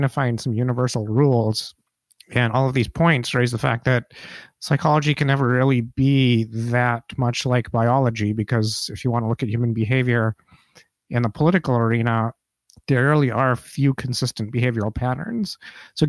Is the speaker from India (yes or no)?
yes; India; I'm from India